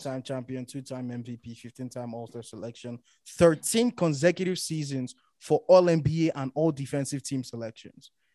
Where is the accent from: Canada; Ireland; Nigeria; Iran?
Nigeria; we grew up in Nigeria